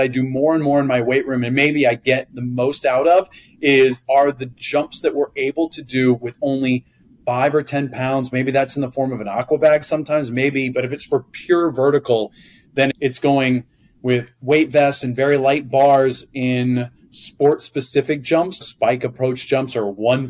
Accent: United States; moved away as an adult; also born or lived in China / Netherlands / Germany; being an American coach in the Netherlands

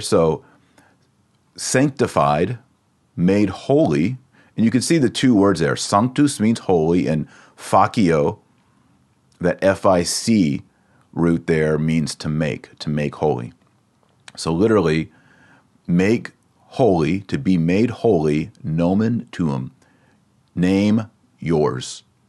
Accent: Texas, United States; accent: Texas; my Latin accent is a little different. It's the American. It's the Texas version

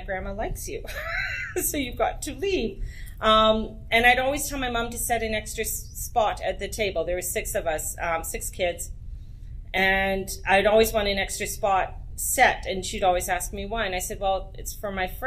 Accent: Edmonton, Alberta, Canada; moved away; also born or lived in Penticton, British Columbia; I was raised in Edmonton, Alberta

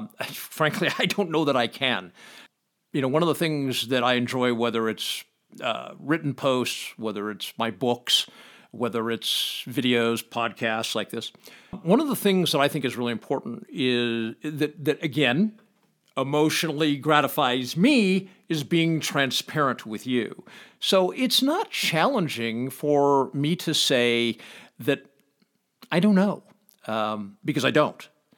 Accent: Los Angeles, California, United States; now in Pahrump, United States; I come from Los Angeles, so this is a really small town.

